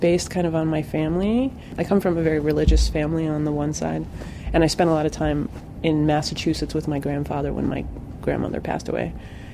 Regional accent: Western Canada, Alberta, Canada; moved away; also born or lived in New Jersey; I actually worked at a residency program in Canada, which is where I grew up in Western Canada, in Alberta

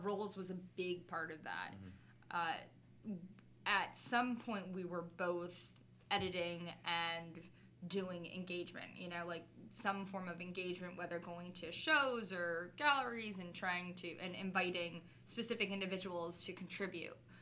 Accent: South Florida, United States; moved away as an adult; now in Philadelphia, United States; I am a Cuban from South Florida

